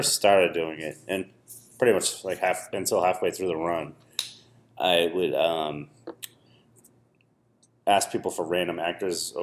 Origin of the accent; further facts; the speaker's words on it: Boston, Massachusetts, United States; I'm from Dorchester